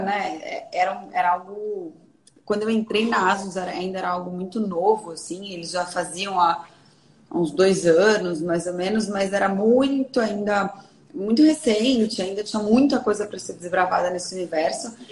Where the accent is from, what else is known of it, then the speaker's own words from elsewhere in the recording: Bragança Paulista, São Paulo, Brazil; sou de Bragança Paulista, do interior de São Paulo.